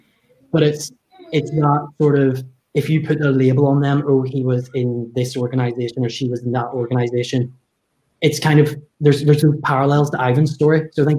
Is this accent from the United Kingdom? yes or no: yes; England, United Kingdom; I think that I'll be marginalized because of my accent. Because from England